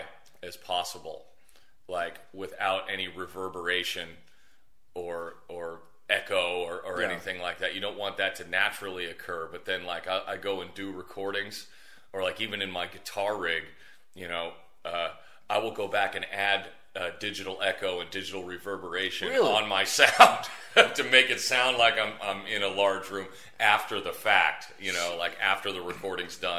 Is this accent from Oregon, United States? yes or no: no; California, United States; now in Las Vegas, United States; I'm from California, and I moved right here to Las Vegas